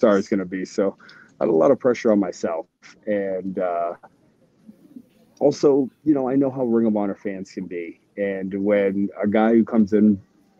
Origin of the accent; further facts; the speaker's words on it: New England, United States; I grew up in New England